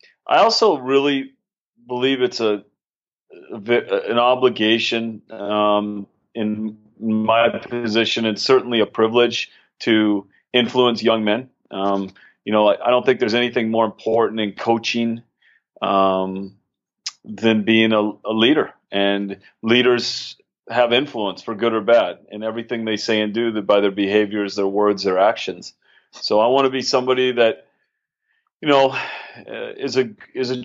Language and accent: English; St. Cloud, Minnesota, United States; moved away as an adult; I grew up in Minnesota. I'm originally from St. Cloud, Minnesota